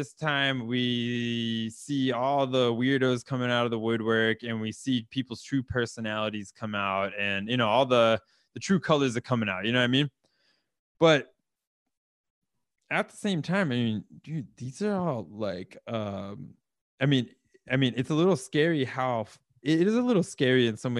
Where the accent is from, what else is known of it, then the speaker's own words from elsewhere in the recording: the South, United States; now in Oslo, Norway; I'm from the South.